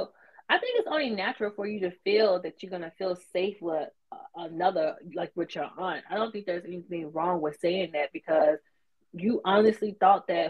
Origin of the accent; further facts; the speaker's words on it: the South, United States; I'm from the South too